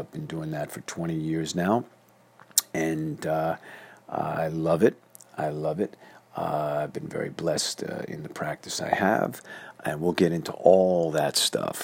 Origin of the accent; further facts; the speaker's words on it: New York City, New York, United States; now in North Hollywood, United States; I am born and raised in Flushing, Queens, New York.